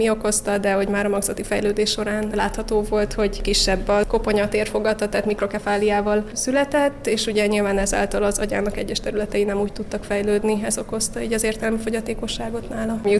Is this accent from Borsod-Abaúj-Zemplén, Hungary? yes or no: no; Vas, Hungary; moved away as an adult; now in Budapest, Hungary; a családunk vidéken lakik Vas megyében, onnan származunk, Orsi ott él a szüleinkkel együtt, de én meg Budapesten dolgozom, itt lakom